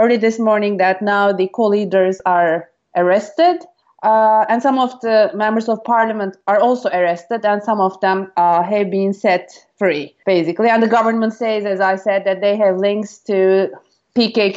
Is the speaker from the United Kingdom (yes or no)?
no; Turkey; moved away as an adult; now in United States; I grew up in Turkey, now I'm living in the U.S. I've been living in the U.S. for the last 20 years